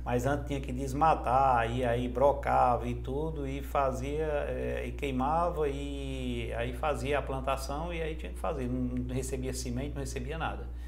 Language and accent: Portuguese; Jaguaretama, Ceará, Brazil; now in Fortaleza, Brazil; eu sou na cidade de Jaguaretama, fica a 230 quilômetros de, de Fortaleza. É, nasci num, num, num distritozinho lá que chama Angico